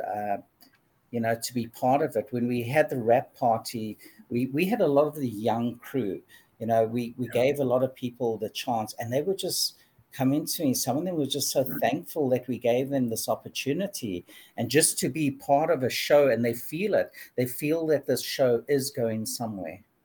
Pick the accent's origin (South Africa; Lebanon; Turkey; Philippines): South Africa; Durban, KwaZulu-Natal; I grew up in in Durban, South Africa